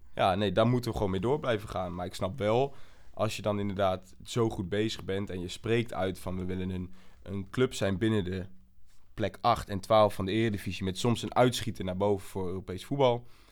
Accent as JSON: {"language": "Dutch", "town": "Almelo", "region": "Overijssel", "country": "Netherlands", "tie": "born or raised there", "also_born_or_lived": "south of the Netherlands / Groningen", "moved": "as an adult", "said": "Ik eh, kom uit Almelo. Ik ben geboren in het zuiden van het land. Maar ben eigenlijk op mijn jaar leeftijd ben ik al naar Almelo gekomen."}